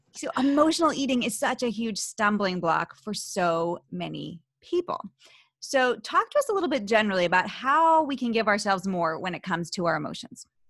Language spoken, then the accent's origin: English; Philadelphia, Pennsylvania, United States; accent: Philly; my Philly accent